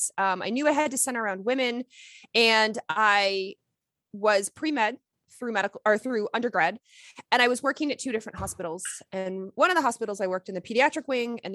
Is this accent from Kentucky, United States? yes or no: yes; Lexington, Kentucky, United States; I grew up in Lexington, Kentucky